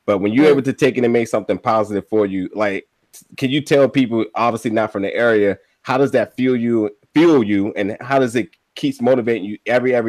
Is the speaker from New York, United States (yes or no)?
no; New Jersey, United States; I'm from New Jersey.